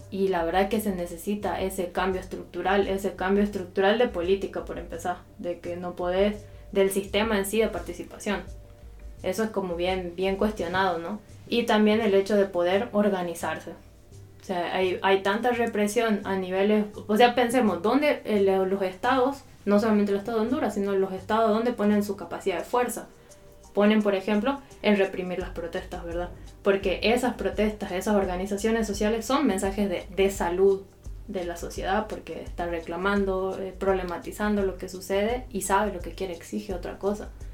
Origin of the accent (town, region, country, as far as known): Argentina; moved away; also born or lived in Central America